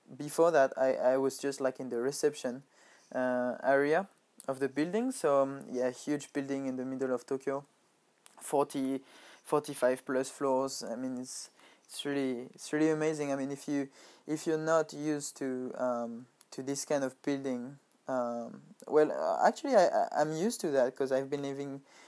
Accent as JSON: {"language": "English", "country": "France", "tie": "born or raised there", "moved": "as an adult", "lives_now": "Japan", "said": "a Nike factory next to my hometown"}